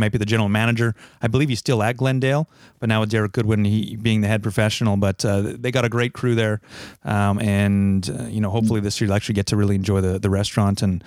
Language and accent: English; Winnipeg, Manitoba, Canada; also born or lived in Calgary; we're from the West End, St. James boys